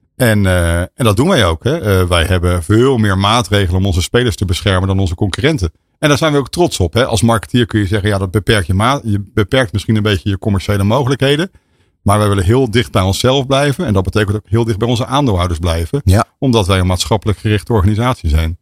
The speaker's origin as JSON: {"language": "Dutch", "town": "Rotterdam", "region": "South Holland", "country": "Netherlands", "said": "ik ben Rotterdammer."}